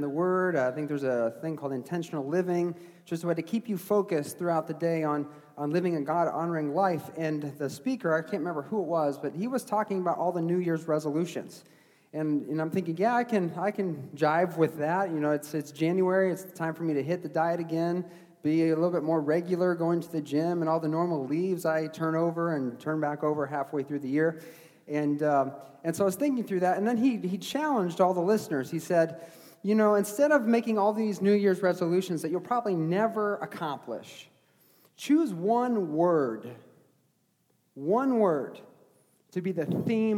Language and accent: English; New England, United States; I was born in New England